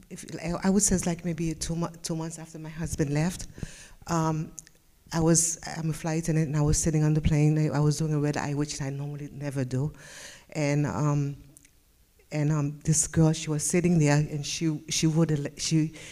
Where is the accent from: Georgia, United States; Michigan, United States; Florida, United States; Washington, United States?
Florida, United States; West Palm Beach; I'm from West Palm and my testimony is sitting in the back.